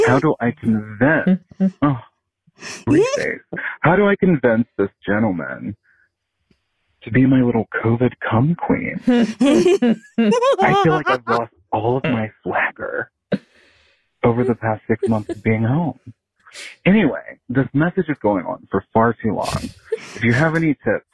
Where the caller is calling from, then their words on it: Virginia, United States; I'm calling you from Virginia.